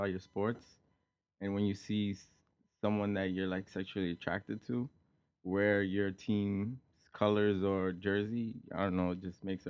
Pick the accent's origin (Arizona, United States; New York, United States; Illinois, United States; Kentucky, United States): New York, United States; New York City; I'm from New York